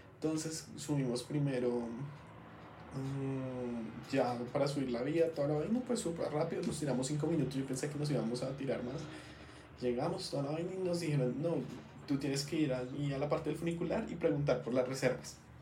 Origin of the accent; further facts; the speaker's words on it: Bogotá, Colombia; Yo, yo soy rolo completamente